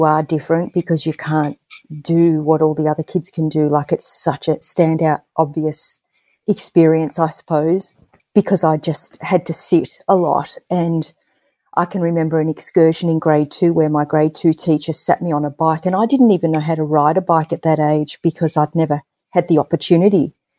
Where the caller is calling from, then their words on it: Hawthorn, Victoria, Australia; I am dialing in from the land of the Wurundjeri people of the Kulin Nation, better known as Hawthorne in Victoria.